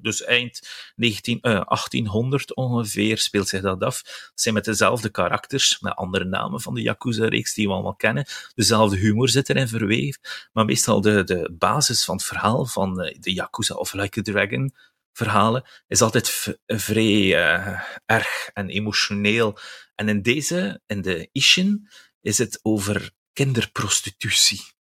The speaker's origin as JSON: {"language": "Dutch", "region": "West Flanders", "country": "Belgium", "moved": "yes", "lives_now": "Ghent, Belgium", "said": "ik ben West-Vlaming, ik woon wel in Gent"}